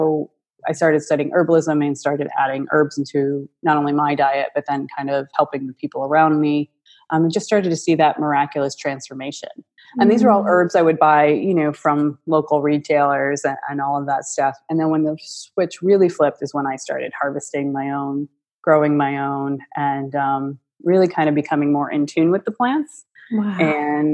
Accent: Buffalo, New York, United States; moved away; We're originally from Buffalo

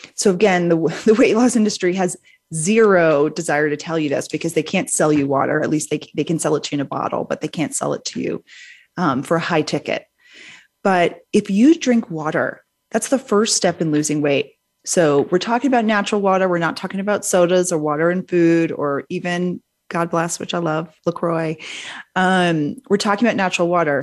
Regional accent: New Orleans, Louisiana, United States; I grew up in New Orleans, Louisiana, um, from a big, big Southern family

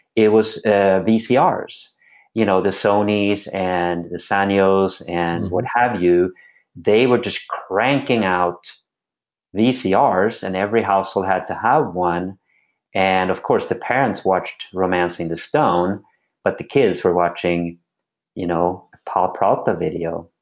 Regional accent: Sweden; moved away as an adult; now in United States; I'm born and raised in Sweden and came over when I was 18

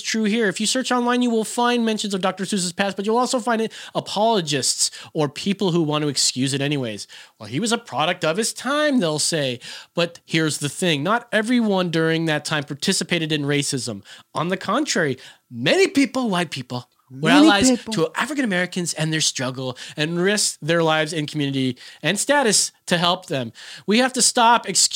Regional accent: Philippines; I'm Filipino

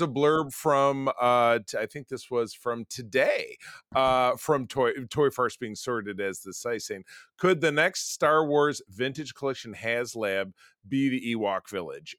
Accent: Grosse Pointe, Michigan, United States; I'm from Metro Detroit. That was nearby my home in Grosse Pointe, Michigan

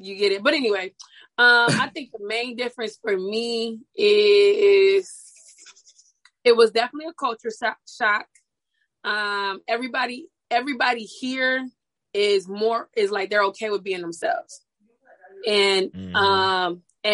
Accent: Toledo, Ohio, United States; moved away as an adult; now in Miami, United States; I'm from Toledo. I don't get cold.

